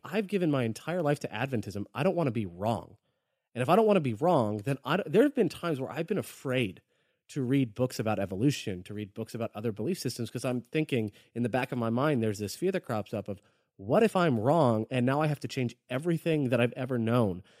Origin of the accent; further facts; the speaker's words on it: Florida, United States; I'm from Florida